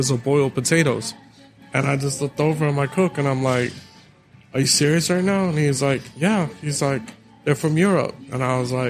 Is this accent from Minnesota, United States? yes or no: no; New York City, New York, United States; I grew up in the Bronx in New York